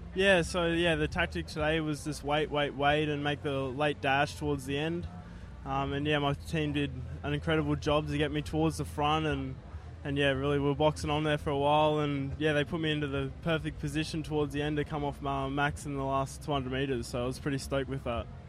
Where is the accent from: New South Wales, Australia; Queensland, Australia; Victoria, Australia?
Queensland, Australia; Sunshine Coast; I come from the Sunshine Coast